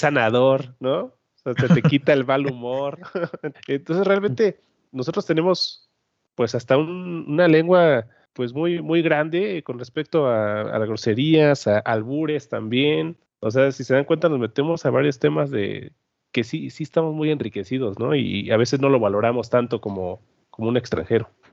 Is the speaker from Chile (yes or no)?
no; Mexico; como mexicanos